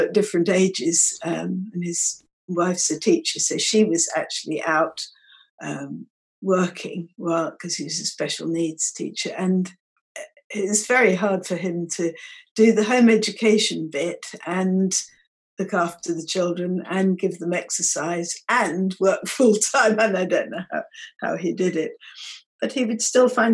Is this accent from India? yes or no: no; Norfolk, East of England, United Kingdom; I grew up in Norfolk, so the Norfolk Broads featured quite strongly in my childhood